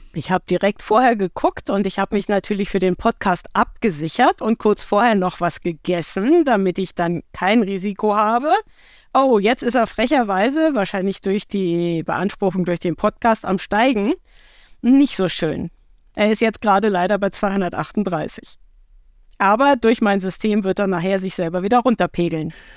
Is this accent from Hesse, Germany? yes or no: yes; Marburg, Hesse, Germany; in meiner Heimatstadt ist die Blindenstudienanstalt. Das heißt, ich habe sehr viele Menschen ähm, mit fehlendem Sehvermögen hier in meiner Kindheit auch erlebt.